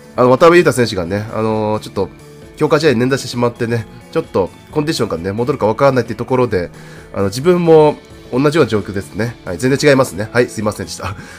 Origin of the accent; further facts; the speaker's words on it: Tohoku, Japan; 地元東北